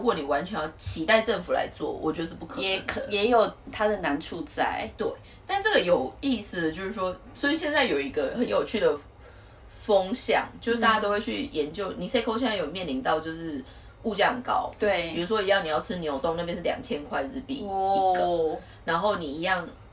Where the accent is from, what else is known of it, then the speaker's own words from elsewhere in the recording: Taiwan; moved away as an adult; now in Tokyo, Japan; 我们来自于台湾的那个背景